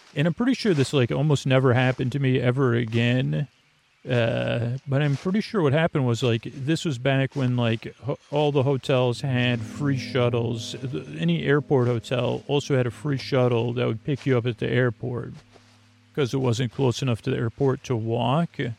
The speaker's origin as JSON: {"language": "English", "town": "Syracuse", "region": "New York", "country": "United States", "moved": "yes", "said": "someone from Syracuse"}